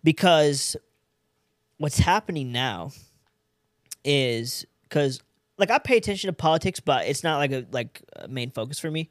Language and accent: English; California, United States; moved away as an adult; also born or lived in San Diego / Los Angeles; now in Fort Worth, United States; I'm an Indian from California